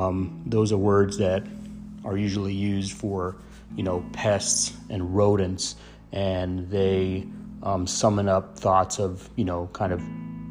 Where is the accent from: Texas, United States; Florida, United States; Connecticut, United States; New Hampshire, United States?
Texas, United States; El Paso; born or raised there